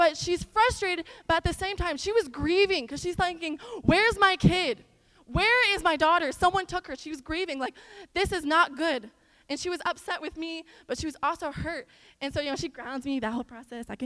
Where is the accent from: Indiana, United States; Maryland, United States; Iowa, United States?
Iowa, United States; now in Texas, United States; So growing up in Iowa, I grew up in like this stereotypical like small farm town.